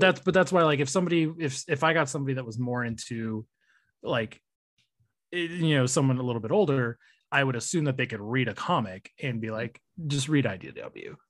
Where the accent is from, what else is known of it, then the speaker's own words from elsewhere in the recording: California, United States; I'm from California